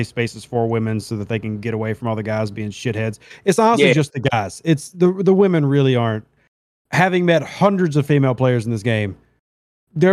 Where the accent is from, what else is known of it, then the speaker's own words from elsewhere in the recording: Louisiana, United States; I'm from Louisiana